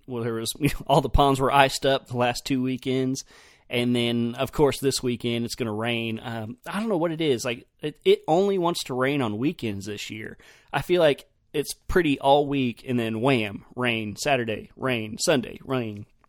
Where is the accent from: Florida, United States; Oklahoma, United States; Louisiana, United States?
Oklahoma, United States; also born or lived in Idaho; I was from Oklahoma